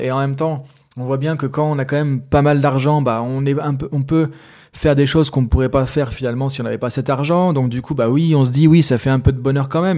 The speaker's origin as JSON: {"language": "French", "country": "France", "said": "moi je suis français"}